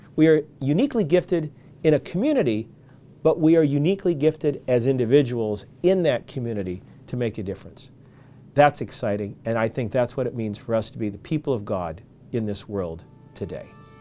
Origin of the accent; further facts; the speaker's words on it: Michigan, United States; I grew up in Michigan